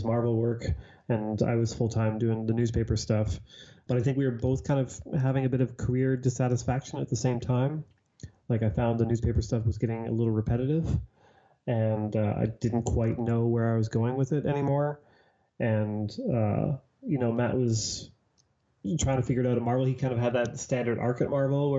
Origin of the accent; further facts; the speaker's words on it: Toronto, Ontario, Canada; I'm from Toronto